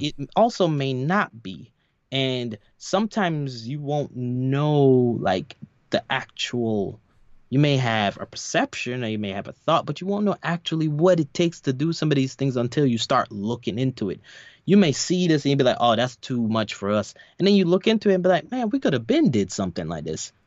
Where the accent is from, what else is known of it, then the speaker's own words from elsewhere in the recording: New York, United States; moved away; my church I grew up in in in New York